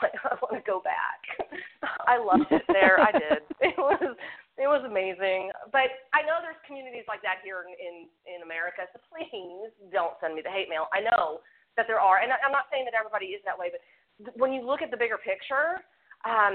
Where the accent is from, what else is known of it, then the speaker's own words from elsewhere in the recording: United States; we're Americans